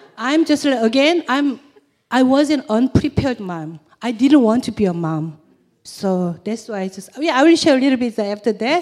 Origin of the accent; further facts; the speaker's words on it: South Korea; English is a second language; moved away; I'm from South Korea